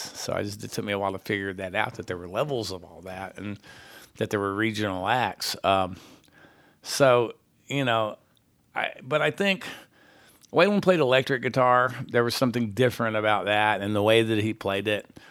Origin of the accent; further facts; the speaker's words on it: San Antonio, Texas, United States; moved away; also born or lived in Houston / Nashville; I'm from San Antonio, so Austin's only ninety miles away